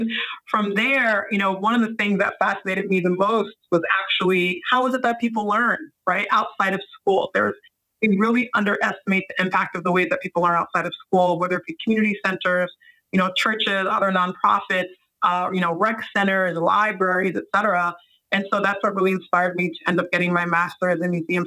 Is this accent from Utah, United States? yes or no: no; New York City, New York, United States; moved away; also born or lived in Bronx / Washington Heights / Northern New Jersey / Philadelphia; I was born in New York City